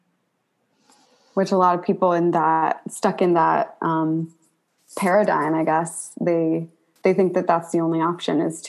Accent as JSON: {"language": "English", "region": "Pennsylvania", "country": "United States", "tie": "born or raised there", "said": "I grew up in Pennsylvania"}